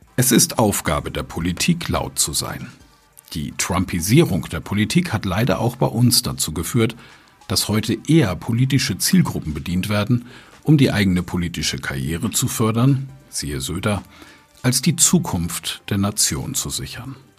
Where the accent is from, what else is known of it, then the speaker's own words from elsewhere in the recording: Germany; wir Deutschen